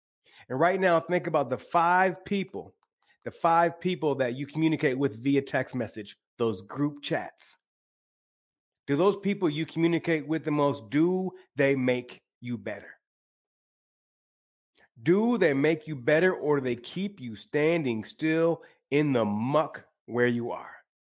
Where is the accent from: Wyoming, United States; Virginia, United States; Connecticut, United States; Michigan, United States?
Michigan, United States; now in Los Angeles, United States; I live in Los Angeles now, but I'm originally from the Great Lakes state of Michigan.